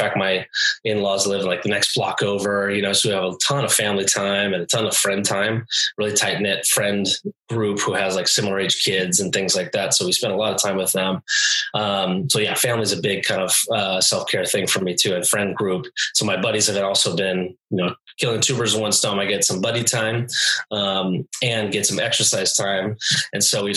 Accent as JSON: {"language": "English", "region": "California", "country": "United States", "tie": "born or raised there", "also_born_or_lived": "New Mexico", "moved": "as an adult", "lives_now": "Washington, United States", "said": "I was born and raised in California"}